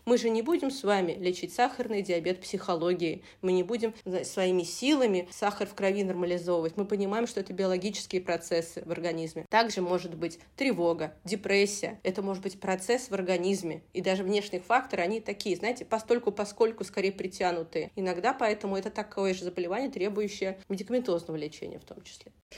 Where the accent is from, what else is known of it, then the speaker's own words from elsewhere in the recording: Saratov, Saratov Oblast, Russia; moved away as an adult; now in Moscow, Russia; я сама не из Москвы, э, небольшого города, ну, такого среднего города России, Саратов есть такой город